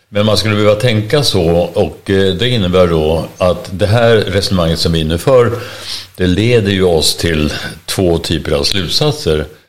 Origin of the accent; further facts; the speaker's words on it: Sweden; vi är svenskar